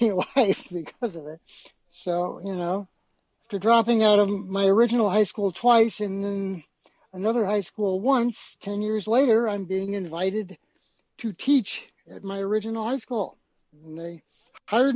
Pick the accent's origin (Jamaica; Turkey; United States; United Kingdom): United States; St. Louis, Missouri; my hometown of St. Louis